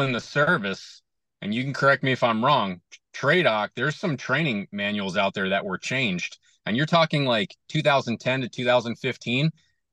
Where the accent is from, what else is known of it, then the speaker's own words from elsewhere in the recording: Connecticut, United States; moved away as an adult; also born or lived in Fort Rucker, Alabama / Fort Riley, Kansas / Sheboygan County, Wisconsin; now in Wisconsin, United States; I was raised in Connecticut, half hour north of New York City